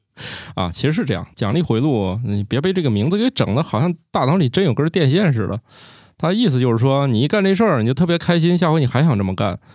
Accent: Zhengzhou, Henan, China; moved away as an adult; also born or lived in Xi'an; 虽然我是个出生在郑州的河南人，但是我们家其实是东北人，我从小很少接触到面食

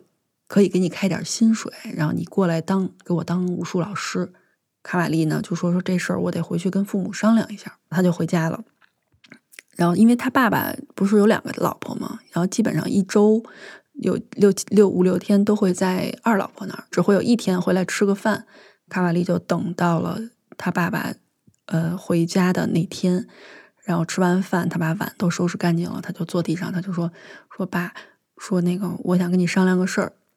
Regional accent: China; 我是中国人

